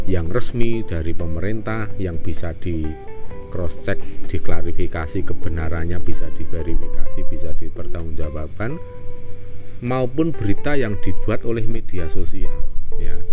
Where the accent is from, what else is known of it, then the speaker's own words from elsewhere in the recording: Java, Indonesia; kita sendiri itu sebagai orang Jawa yang nguri-uri kearifan lokal atau lokal wisdom